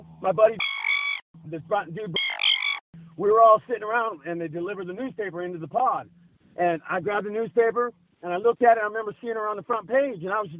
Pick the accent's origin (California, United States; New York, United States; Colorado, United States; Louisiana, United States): California, United States; Keswick; I'm from Keswick, ma'am. I'm from Bernie and Keswick, yeah.